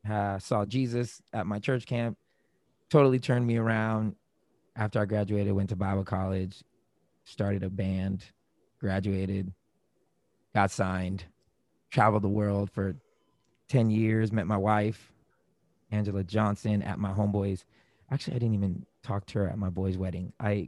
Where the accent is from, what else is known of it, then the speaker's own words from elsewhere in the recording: Germany; now in Florida, United States; I was born and raised in Germany. My dad was in the military. When he retired, we retired in Florida.